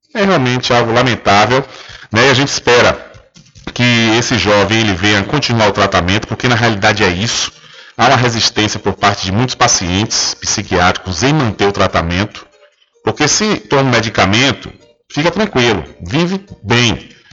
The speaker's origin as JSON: {"language": "Portuguese", "town": "Feira de Santana", "region": "Bahia", "country": "Brazil", "tie": "born or raised there", "said": "Eu que nasci e cresci em Feira de Santana"}